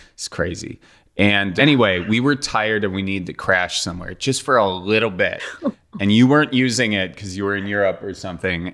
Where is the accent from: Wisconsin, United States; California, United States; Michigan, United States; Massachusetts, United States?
Wisconsin, United States; Milwaukee; moved away; that's what we call drinking fountains in Milwaukee is a bubbler.